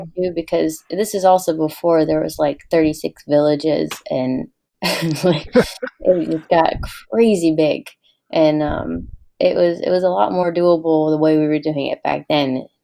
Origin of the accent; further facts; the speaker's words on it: the South, United States; I was raised in the South by two total Yankees. My parents are from Maine and New York